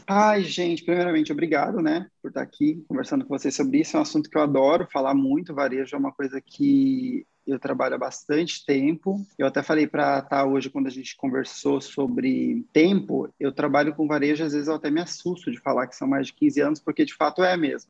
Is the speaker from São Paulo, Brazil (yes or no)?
no; Cuiabá, Mato Grosso, Brazil; moved away as an adult; now in Curitiba, Brazil; eu nasci lá no Mato Grosso, né? Eu sou de Cuiabá e eu comecei a trabalhar na vida com shopping lá